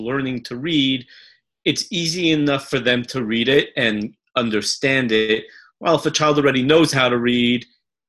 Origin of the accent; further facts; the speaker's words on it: Los Angeles, California, United States; I grew up in Los Angeles, where in a very apolitical family